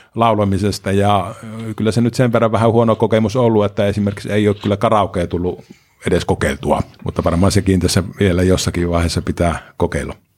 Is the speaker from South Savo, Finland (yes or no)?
yes; Pieksämäki, South Savo, Finland; No olen ihan syntyperäinen pieksämäkeläinen. Vuonna 1966 on Pieksämää sairaalassa silloin synnytty.